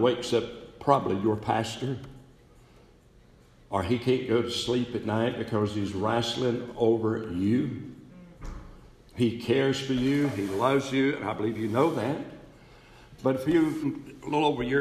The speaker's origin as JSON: {"language": "English", "town": "East Bend", "region": "North Carolina", "country": "United States", "tie": "born or raised there", "moved": "yes", "said": "I was back in East Bend, North Carolina, a little town"}